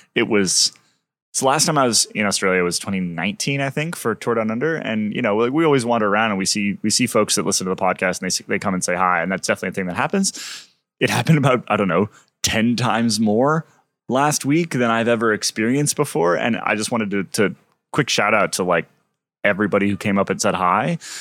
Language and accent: English; United States; as an American